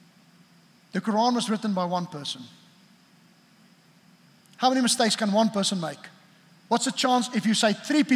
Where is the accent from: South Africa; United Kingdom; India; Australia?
South Africa; I grew up in South Africa